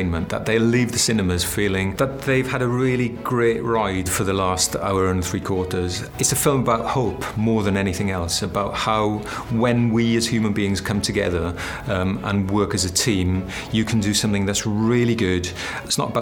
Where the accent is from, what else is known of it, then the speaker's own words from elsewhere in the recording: South Wales, United Kingdom; I come from South Wales. I was brought up in the valleys.